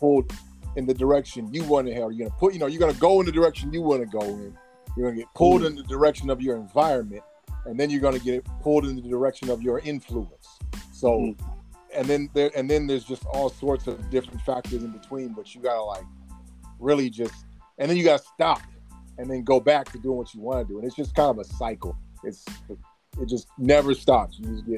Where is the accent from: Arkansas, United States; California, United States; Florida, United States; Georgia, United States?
California, United States; Sacramento; also born or lived in Tulare / Oxford; I was born in Tulare, California, raised in Sacramento, California, grew up in South Central California, and basically became a young kid in Oxford.